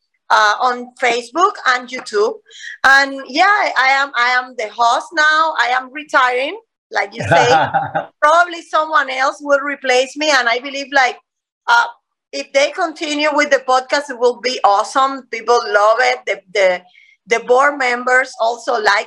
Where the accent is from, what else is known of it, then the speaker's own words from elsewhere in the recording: Cuba; English is a second language; moved away as an adult; now in Gainesville, United States; we came from Cuba.